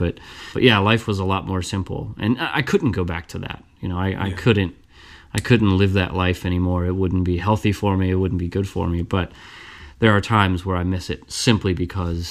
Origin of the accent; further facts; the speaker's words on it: Burlington, Kentucky, United States; moved away as an adult; also born or lived in Florence, Kentucky; now in Cincinnati, United States; I'm from Burlington, Kentucky, is where I kind of grew up